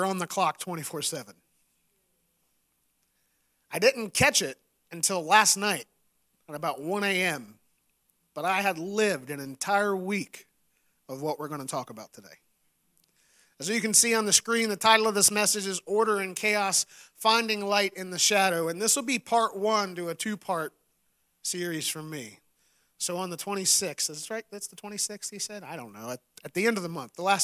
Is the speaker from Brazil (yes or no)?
no; West Virginia, United States; I grew up in West Virginia